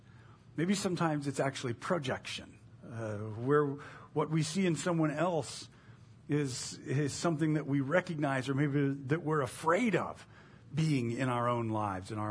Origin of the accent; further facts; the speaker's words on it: United States; we have as the American evangelical church